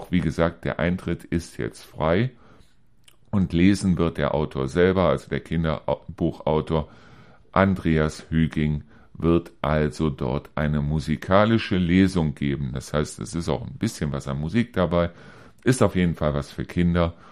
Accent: Neuss, North Rhine-Westphalia, Germany; ich komme hier aus Neuss, wir hatten zwar dort den Reuschenberger Busch, also es war in dem Sinne ein kleines Waldstück oder ein Baummuseum

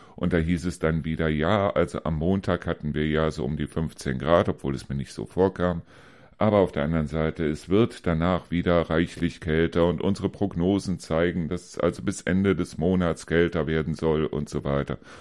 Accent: Neuss, North Rhine-Westphalia, Germany

